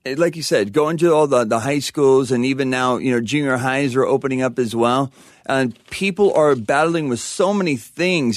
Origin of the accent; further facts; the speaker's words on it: La Verne, California, United States; also born or lived in Panorama City, California; parents moved over to, um, Laverne in, when I was about a year. So I grew up there, yeah, my whole life